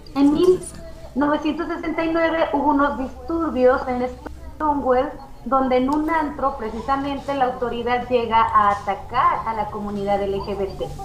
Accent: Zacatecas, Mexico; como ciudadanos mexicanos, zacatecanos

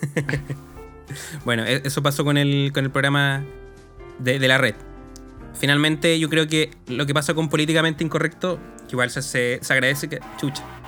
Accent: Chile

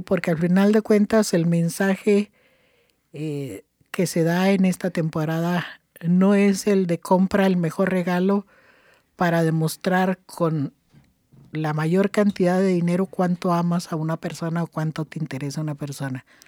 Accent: Chihuahua, Mexico; moved away; En, en mi estado donde yo nací, que es el estado de Chihuahua, la parte norte de, de México

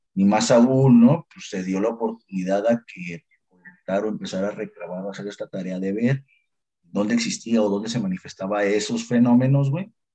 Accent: Mexico; aquí como mexicanos

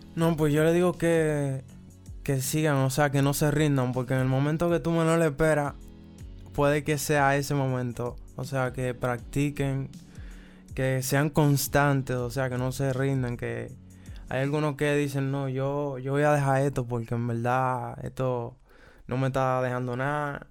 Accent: Santo Domingo, Distrito Nacional, Dominican Republic; soy de la República Dominicana, específicamente de Santo Domingo, la capital

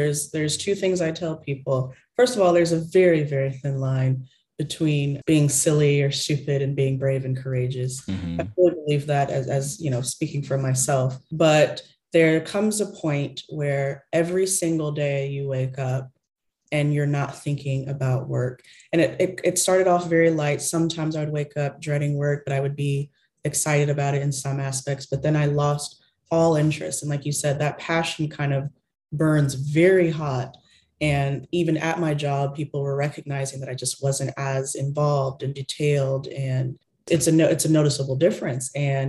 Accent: Texas, United States; Yes, a Texas girl through and through, 100%.

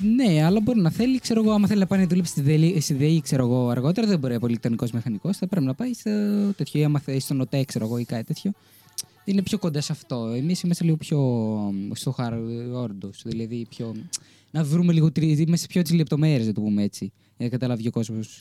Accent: Thermi, Central Macedonia, Greece; moved away as an adult; now in Chania, Greece; εγώ που ήμουν από τη Θεσσαλονίκη

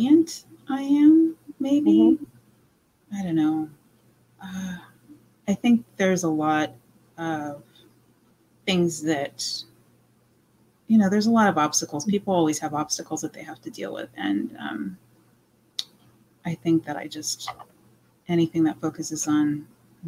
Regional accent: Orange County, California, United States; also born or lived in Honolulu, Hawaii; I grew up in Orange County.

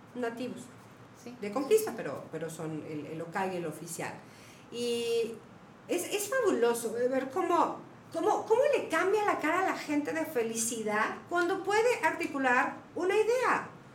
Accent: Mexico; moved away; soy mexicana

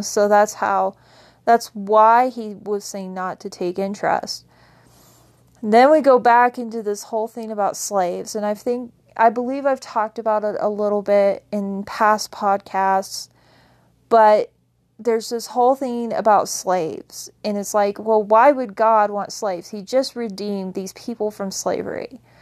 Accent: Wyoming, United States; I grew up in Wyoming

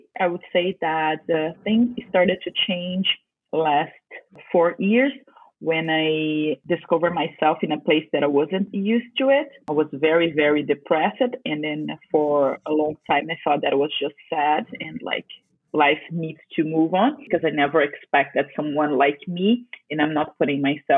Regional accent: Brazil; I'm from Brazil

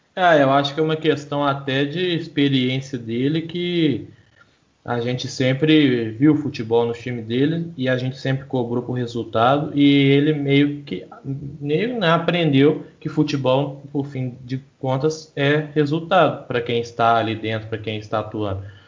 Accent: Brazil; a gente é brasileiro

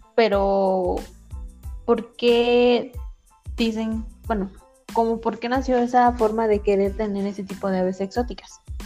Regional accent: Toluca, State of Mexico, Mexico; yo soy de Toluca

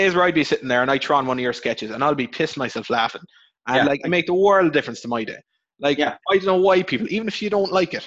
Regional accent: Cork, Munster, Ireland; So Bishopstown in Cork. You know, out by CIT.

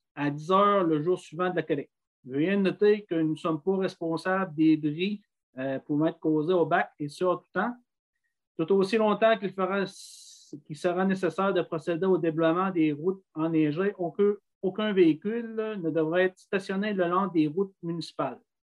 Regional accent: Grande-Rivière, Quebec, Canada; chez nous à Grandguerre

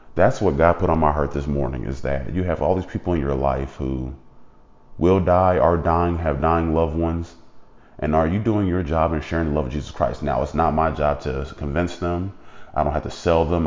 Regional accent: United States; being an American

